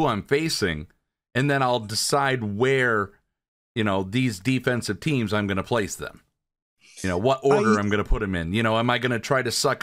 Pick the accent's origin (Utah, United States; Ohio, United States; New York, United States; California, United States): Ohio, United States; Toledo; I grew up in Toledo, Ohio.